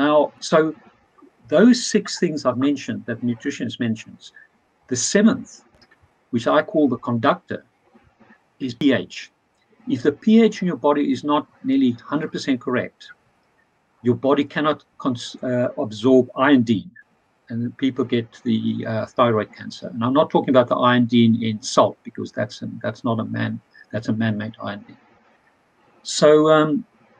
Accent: South Africa; moved away; I come from South Africa. Two of my best friends from school days is a butcher

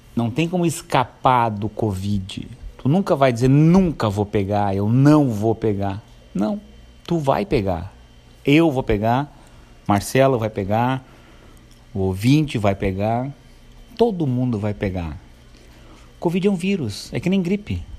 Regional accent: Santo Antônio da Patrulha, Rio Grande do Sul, Brazil; also born or lived in Novo Hamburgo; eu nasci em Novo Hamburgo. Vim para Santo Antônio com quatro anos

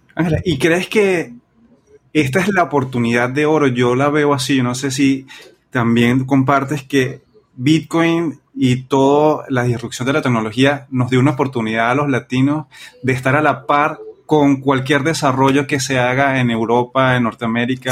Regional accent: Venezuela; nosotros que somos de Venezuela

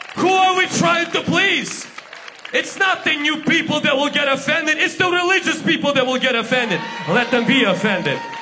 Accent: Ukraine; English is a second language; now in Washington, United States; I'm from Ukraine

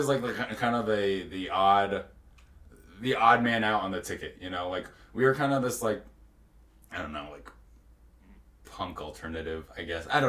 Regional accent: Texas, United States; now in Utah, United States; growing up in Texas

